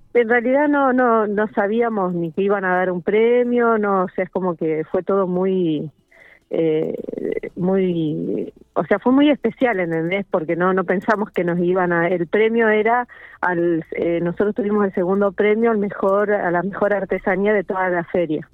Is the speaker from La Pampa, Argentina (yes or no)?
yes; General Pico, La Pampa, Argentina; somos de acá de Pico, porque para nosotros esto es importante, saber que, la gente sepa que nosotros pertenecemos a la ciudad